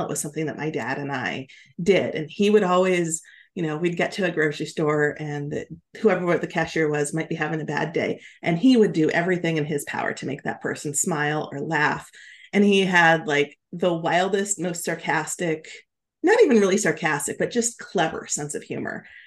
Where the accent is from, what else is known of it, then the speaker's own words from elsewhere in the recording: Alaska, United States; moved away as an adult; also born or lived in Oregon; I grew up in Alaska in a small ski town